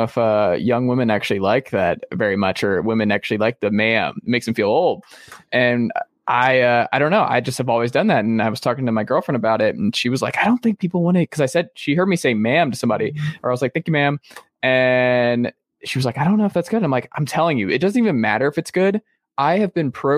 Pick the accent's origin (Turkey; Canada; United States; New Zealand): United States; the South; we're from the South